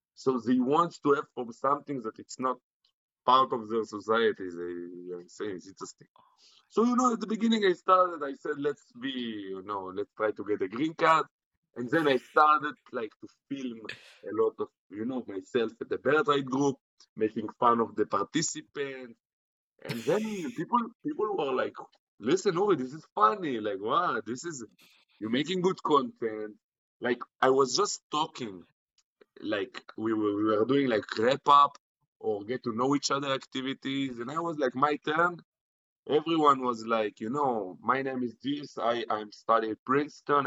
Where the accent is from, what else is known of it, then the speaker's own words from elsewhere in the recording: Israel; accent: Israeli; I was born in Israel